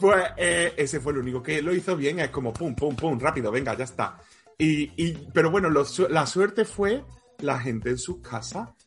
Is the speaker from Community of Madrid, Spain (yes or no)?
no; Córdoba, Andalusia, Spain; soy cordobés y no puedo decir las S finales